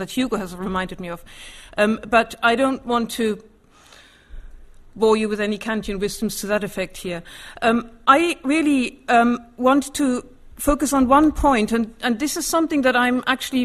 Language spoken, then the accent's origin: English; Germany; moved away as an adult; now in United Kingdom; although I grew up in Germany, I have an English mother.